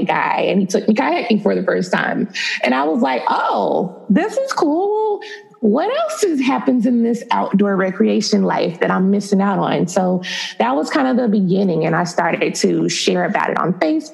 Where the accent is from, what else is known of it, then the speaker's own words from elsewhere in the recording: United States; also born or lived in Dallas, Texas / Tampa, Florida; I'm from Dallas and then from Tampa. So I grew up really half and half in both